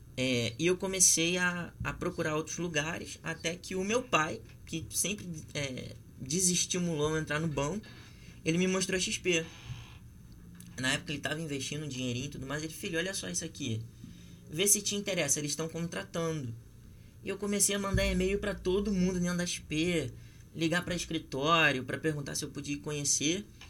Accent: Rio de Janeiro, Brazil; eu também sou nascido e criado na Zona Oeste

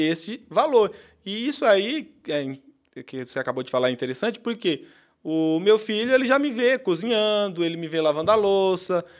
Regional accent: Pernambuco, Brazil; E eu sou pernambucano e cresci realmente nesse sistema aí que você falou. Em Pernambuco, onde eu cresci

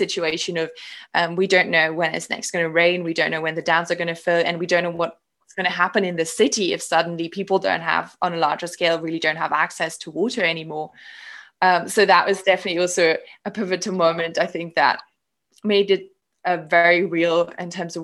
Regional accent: Cape Town, Western Cape, South Africa; also born or lived in Germany; I was born in Germany, but then my family moved to Cape Town, South Africa

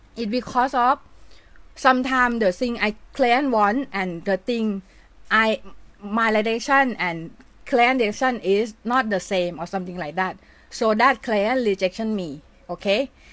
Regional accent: Thailand; accent: Thai; English is a second language; it's very Thai accent

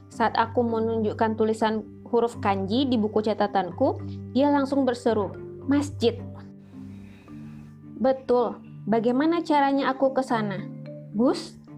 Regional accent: Jakarta, Indonesia; Dan sebagai orang Jakarta yang terbiasa menelan kemacetan, aku jadi parno sendiri.

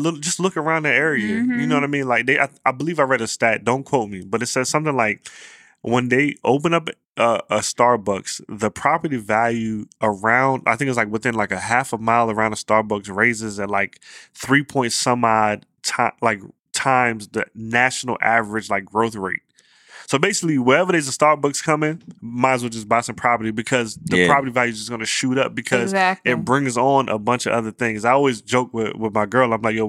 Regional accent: Virginia, United States; I ain't grew up in D.C. I grew up in Virginia.

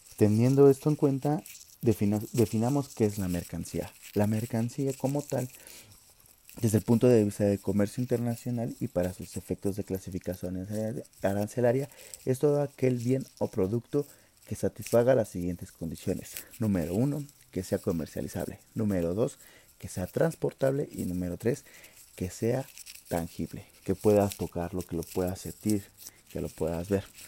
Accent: Mexico; como mexicanos

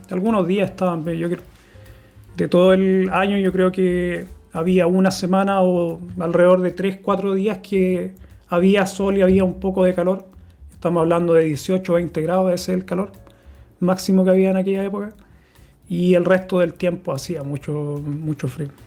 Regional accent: Santiago, Santiago Metropolitan Region, Chile; now in Gothenburg, Sweden; Cuando yo llegué, yo vengo de Santiago, una ciudad que hace mucho calor en el verano y están bien marcadas las estaciones, igual que aquí en Suecia

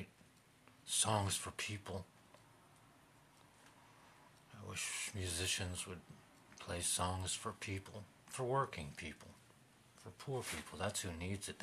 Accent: Middletown, Midwest, United States; I was raised in Middletown, America.

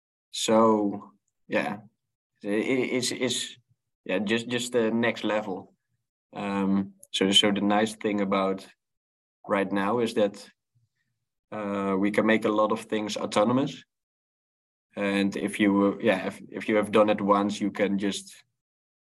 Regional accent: Netherlands; I grew up in the Netherlands in Europe

